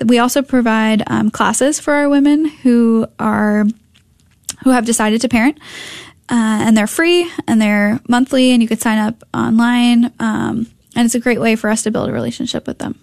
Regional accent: Connecticut, United States; moved away as an adult; also born or lived in Minnesota; now in North Texas, United States; I grew up in Connecticut

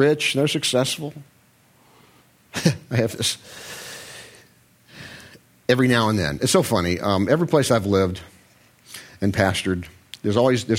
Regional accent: Short Hills, New Jersey, United States; I'm from Short Hills

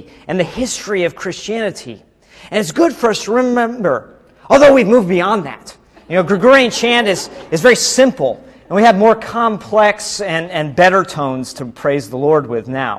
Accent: United States; now in Mexico

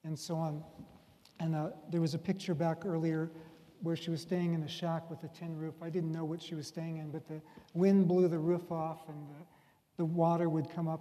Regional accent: United States; I'm an American

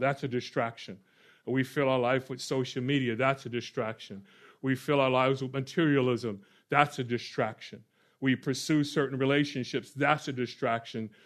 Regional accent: Orlando, Florida, United States; moved away; I grew up in Or-, Orlando, Florida

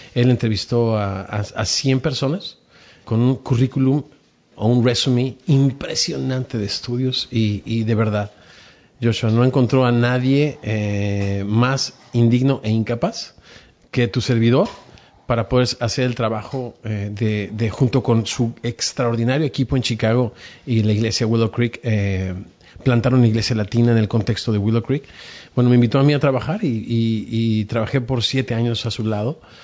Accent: Mexico; como decimos en México

